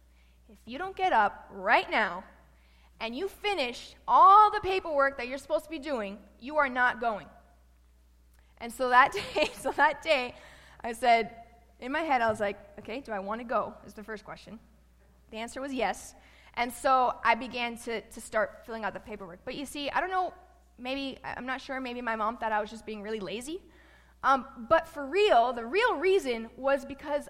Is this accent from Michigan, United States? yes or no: no; Miami, Florida, United States; moved away as an adult; also born or lived in Tennessee; I'm from Miami, Florida, born and raised